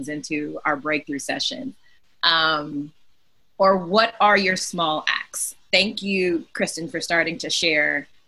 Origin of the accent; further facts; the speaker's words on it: Texas, United States; I'm a Texan